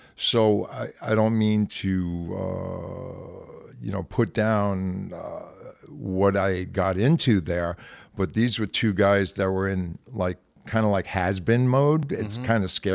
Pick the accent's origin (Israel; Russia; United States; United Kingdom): United States; Brooklyn, New York; I'm from Brooklyn. He was from the Bronx.